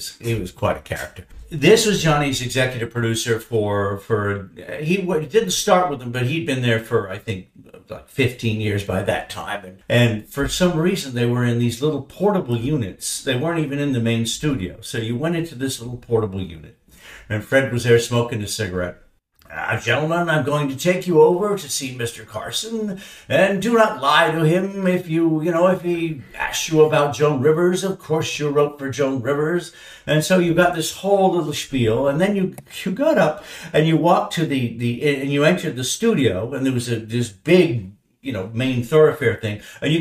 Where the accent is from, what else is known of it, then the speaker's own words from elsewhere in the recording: Toronto, Ontario, Canada; also born or lived in Derbyshire, England; we grew up in Canada, watching The Tonight Show